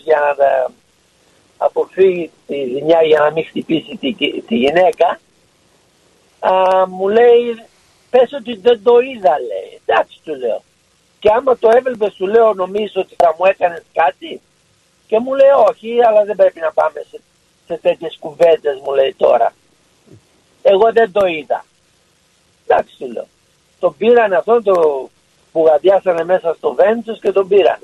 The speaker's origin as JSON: {"language": "Greek", "town": "Patras", "region": "Western Greece", "country": "Greece", "said": "Εγώ είμαι πατρινός"}